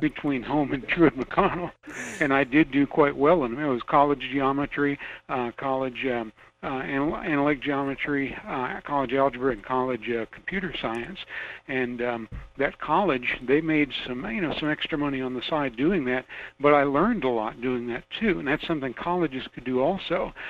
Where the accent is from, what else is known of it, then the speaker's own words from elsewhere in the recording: Miami, Florida, United States; also born or lived in northern Georgia; now in Fairbanks, United States; I'm a native of Miami, Florida